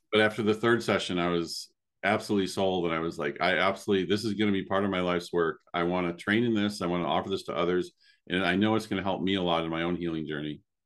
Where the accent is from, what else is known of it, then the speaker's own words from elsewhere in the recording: Chicago, Illinois, United States; moved away; also born or lived in Spain; growing up in the Chicago area in the College of DuPage